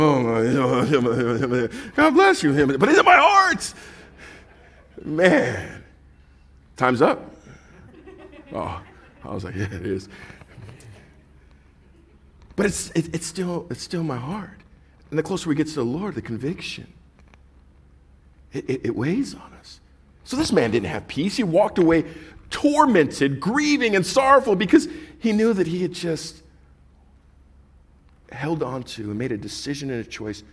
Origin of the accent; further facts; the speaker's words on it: Orange County, California, United States; we were from, Orange County